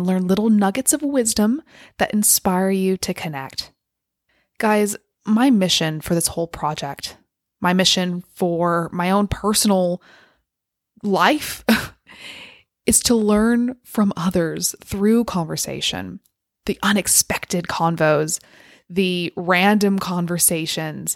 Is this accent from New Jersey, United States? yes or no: no; California, United States; moved away as an adult; also born or lived in United Kingdom; moved back to the US in my home state of California